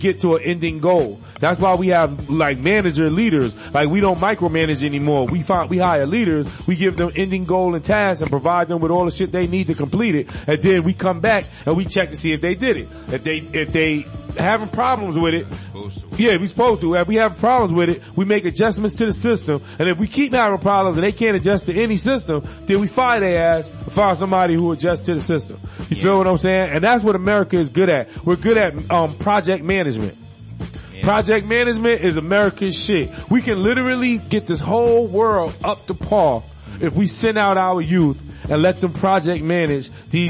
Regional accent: New York, United States; moved away; I'm from New York

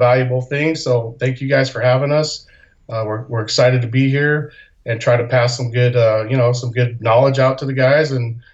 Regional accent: Salt Lake City, Utah, United States; moved away as an adult; also born or lived in Rome, Italy; I grew up in Salt Lake City, Utah

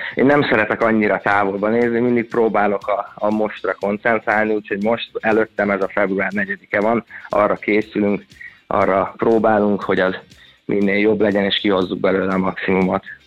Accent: Székesfehérvár, Fejér, Hungary; moved away as an adult; also born or lived in Budapest; Én Székesfehérváron nőttem fel lakótelepen

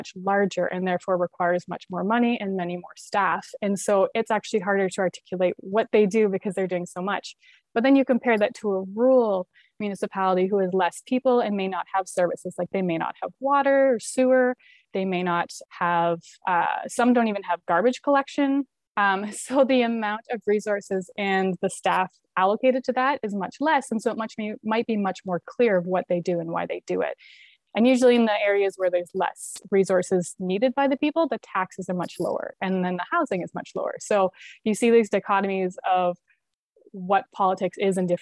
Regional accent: Ontario, Canada; born and raised in Ontario

